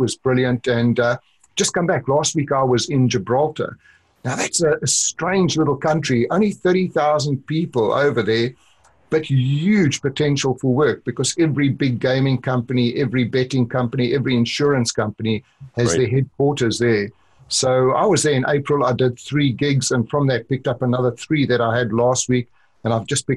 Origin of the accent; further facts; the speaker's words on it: South Africa; accent: South African; moved away; also born or lived in Orlando; I grew up in South Africa